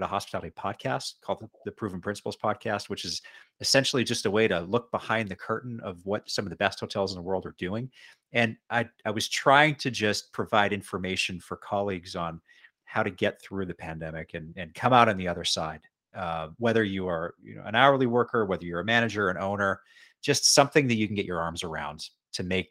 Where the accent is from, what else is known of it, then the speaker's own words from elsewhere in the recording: Edmonton, Alberta, Canada; moved away as an adult; also born or lived in Western Canada / Bermuda; eventually moved back to my hometown, Edmonton, Alberta